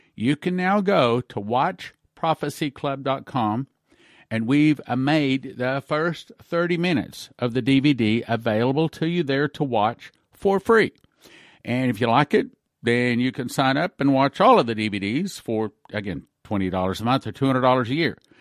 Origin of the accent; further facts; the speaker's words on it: Texas, United States; I was raised in Texas.